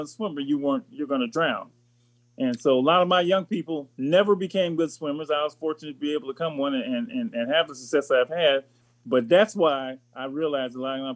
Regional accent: Los Angeles, California, United States; I grew up in Los Angeles

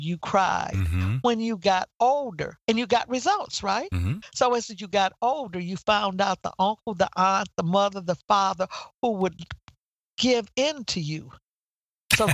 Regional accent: Midwest, United States; Okay. I came from the Midwest and I came to Washington, D.C.

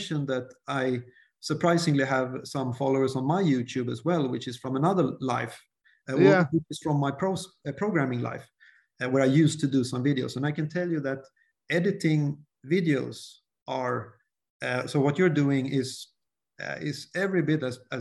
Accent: Sweden; English is a second language; I start second guessing my English, you know, since I'm from Sweden

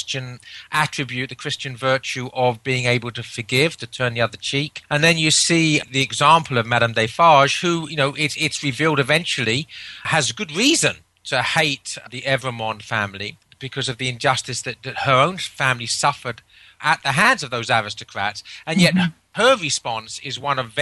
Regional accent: England, United Kingdom; as an Englishman

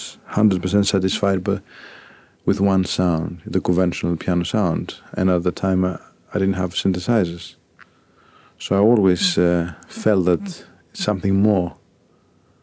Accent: Athens, Attica, Greece; moved away as an adult; also born or lived in Volos, Greece / Paris, France; now in London, United Kingdom; I grew up in Athens.

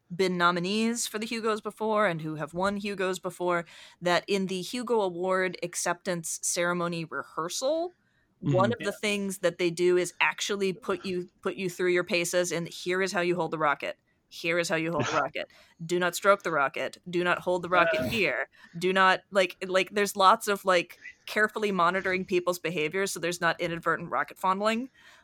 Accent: Canada; yes, yes, yes, we're Canadian. We're supposed to be the really nice ones.

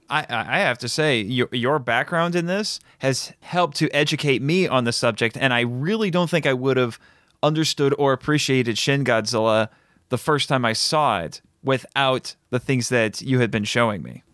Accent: United States; I'm very happy being an American

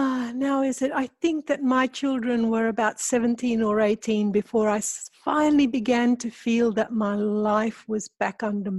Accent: Australia; I come from Australia

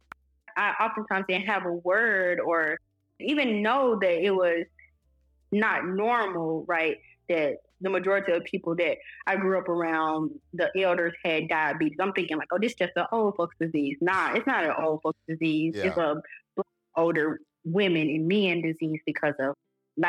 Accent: Ruleville, Mississippi, United States; growing up in Ruleville, Mississippi

